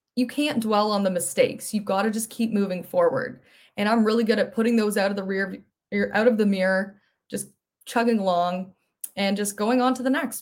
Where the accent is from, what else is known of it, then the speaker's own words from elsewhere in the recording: Mississauga, Ontario, Canada; also born or lived in Ottawa; I grew up in Mississauga, so right near Toronto.